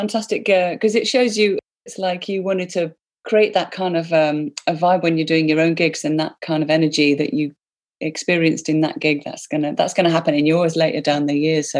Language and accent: English; hometown of …, West Midlands, United Kingdom; they're from my hometown, Rod.